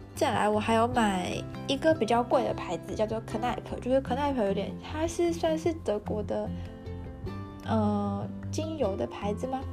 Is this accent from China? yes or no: no; Taiwan; moved away as an adult; now in Germany; 我一直没有回台湾